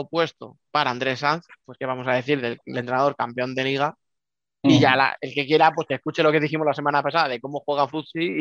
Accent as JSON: {"language": "Spanish", "town": "Alcorcón", "region": "Community of Madrid", "country": "Spain", "said": "es que soy de Alcorcón, bueno, ahí está"}